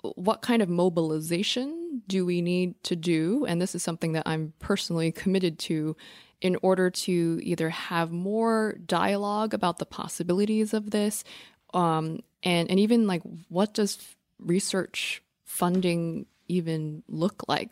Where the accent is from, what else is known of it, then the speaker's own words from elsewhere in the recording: New York City, New York, United States; I'm a New Yorker and we're recording this in New York City.